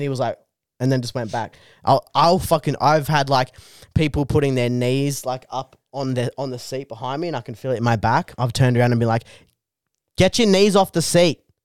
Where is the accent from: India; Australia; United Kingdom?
Australia; Bungendore, New South Wales; I grew up in Bungandore, New South Wales.